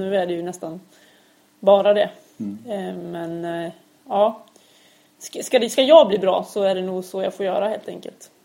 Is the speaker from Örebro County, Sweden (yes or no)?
yes; Örebro, Örebro County, Sweden; also born or lived in Gothenburg; Jag är ju född i Göteborg. Fast sen har jag uppväxt i Örebro.